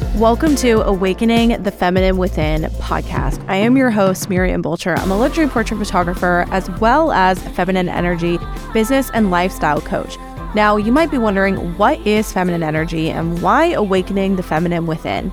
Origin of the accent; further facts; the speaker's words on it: Canada; now in United States; me being Canadian